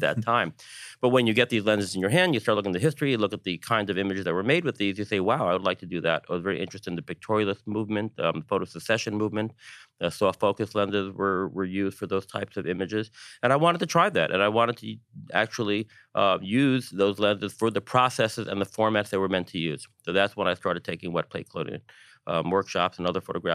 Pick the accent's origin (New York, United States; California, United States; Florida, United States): New York, United States; as a New Yorker